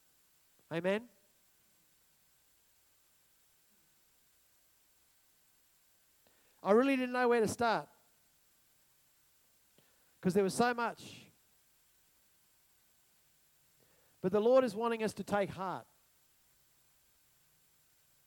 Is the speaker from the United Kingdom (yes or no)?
no; Australia; I'm an Australian.